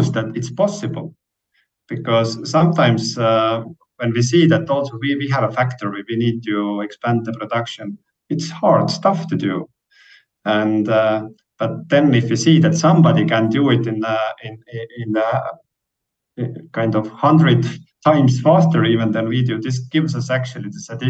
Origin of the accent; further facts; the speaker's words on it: Estonia; we are coming from Estonia.